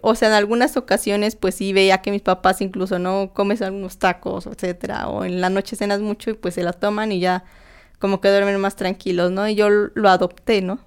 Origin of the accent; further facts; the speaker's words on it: Tlaxcala, Mexico; moved away as an adult; now in Mexico City, Mexico; yo pues soy de soy de Tlaxcala, no soy de la Ciudad de México, me vine aquí a estudiar y trabajar